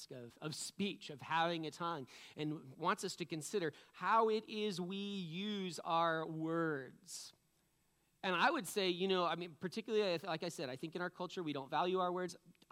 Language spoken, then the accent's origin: English; New England, United States; I'm from New England